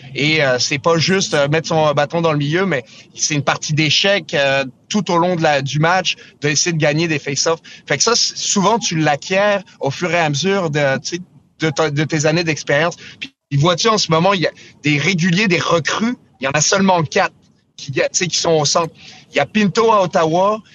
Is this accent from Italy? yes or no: no; France; moved away; quand j'ai grandi en Europe, j'étais en France